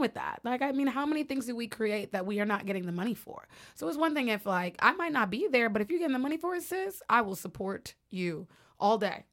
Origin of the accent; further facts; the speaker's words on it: New York, United States; also born or lived in Georgia; I am a New York girl with a splash of Georgia peach